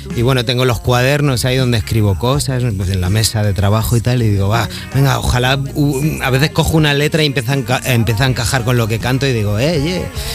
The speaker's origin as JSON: {"language": "Spanish", "town": "Madrid", "region": "Community of Madrid", "country": "Spain", "said": "yo soy de la Alameda Osuna"}